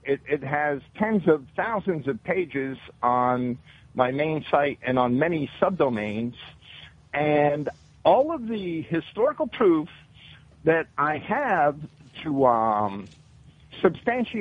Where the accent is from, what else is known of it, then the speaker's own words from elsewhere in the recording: New Jersey, United States; now in Florida, United States; I was raised in New Jersey, and I'm a Yankee